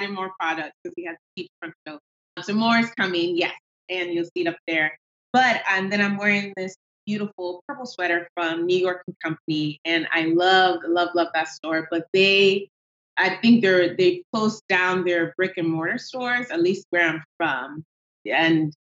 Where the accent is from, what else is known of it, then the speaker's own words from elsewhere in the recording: Nigeria; moved away; I have an accent, which comes from, I am Nigerian